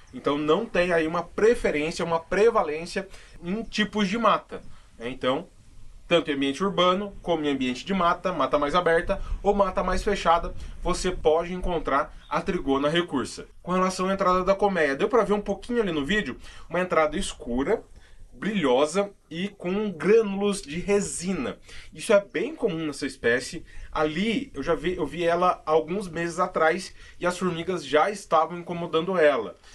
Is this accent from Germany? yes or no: no; São Paulo, Brazil; eu sou de São Paulo